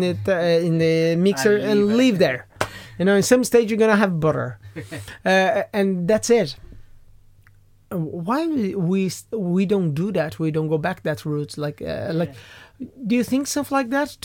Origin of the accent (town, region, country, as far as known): Brazil; now in Ireland